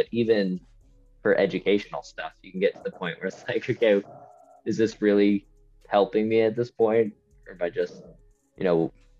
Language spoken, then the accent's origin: English; Utah, United States; moved away; also born or lived in Washington, D.C.; I grew up in Utah.